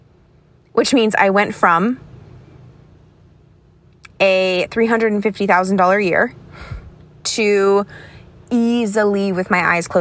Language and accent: English; Florida, United States; moved away; also born or lived in Connecticut; I grew up in Florida.